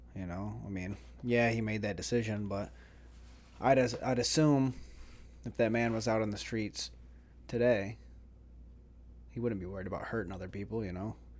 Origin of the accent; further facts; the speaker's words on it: Jackson, Michigan, United States; also born or lived in Vero Beach, Florida / Melbourne, Florida; now in Florida, United States; I was from Jackson